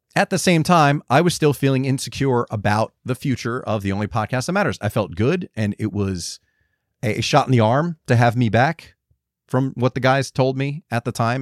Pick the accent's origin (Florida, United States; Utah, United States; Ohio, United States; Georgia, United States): Georgia, United States; moved away; also born or lived in Los Angeles; me being a, a Georgian